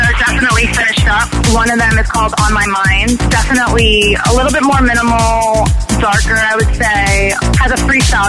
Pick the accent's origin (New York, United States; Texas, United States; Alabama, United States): New York, United States; I'm born and raised in New York